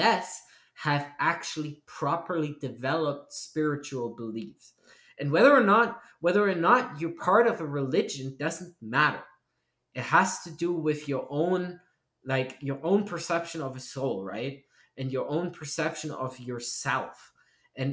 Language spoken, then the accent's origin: English; East Germany, Germany; moved away; we grew up in East Germany